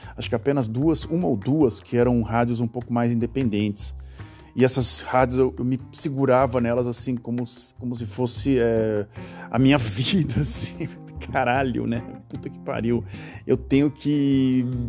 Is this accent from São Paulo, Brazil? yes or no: yes; Santos, São Paulo, Brazil; moved away; na cidade de Santos, onde eu nasci, onde eu nasci e morei durante muitos anos. Praticamente metade da minha vida morei lá